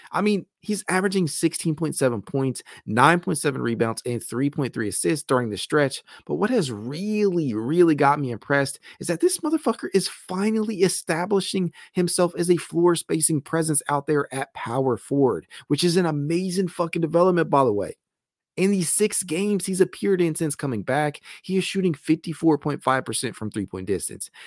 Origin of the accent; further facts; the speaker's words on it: Dayton, Ohio, United States; I am from Dayton, Ohio